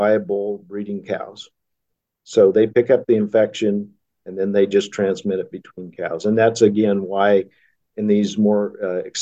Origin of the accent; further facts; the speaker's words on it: Arnold, Nebraska, United States; also born or lived in Kansas; I grew up in Arnold, Nebraska